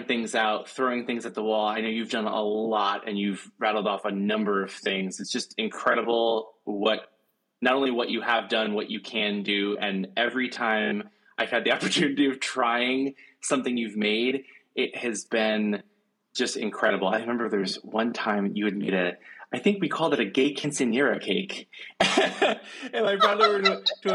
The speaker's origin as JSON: {"language": "English", "region": "Maine", "country": "United States", "tie": "born or raised there", "said": "working at Wild Oats Bakery, where I grew up in Maine"}